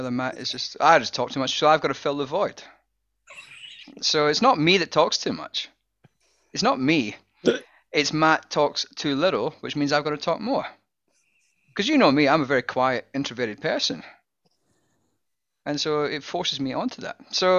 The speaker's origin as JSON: {"language": "English", "region": "Scotland", "country": "United Kingdom", "said": "Like, I'm Scottish. I barely do English."}